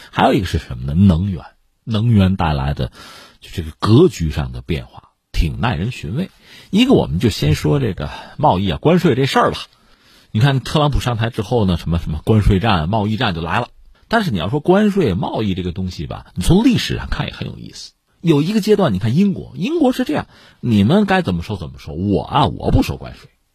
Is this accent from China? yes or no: yes; China